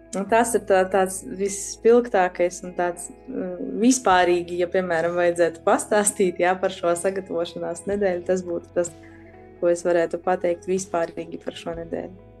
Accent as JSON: {"language": "Latvian", "town": "Daugavpils", "region": "Latgale", "country": "Latvia", "tie": "born or raised there", "said": "esmu no Daugopils, šeit esmu piedzimusi. Uh, un pavadījusi lielāko daļu no savas dzīves"}